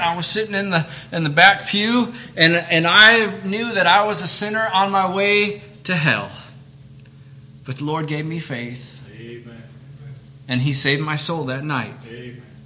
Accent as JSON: {"language": "English", "region": "Michigan", "country": "United States", "tie": "born or raised there", "also_born_or_lived": "Camden, Tennessee", "moved": "yes", "said": "They moved us up to Michigan."}